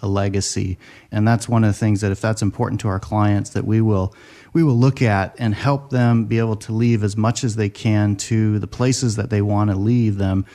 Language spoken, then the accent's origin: English; Seattle, Washington, United States; I grew up in Seattle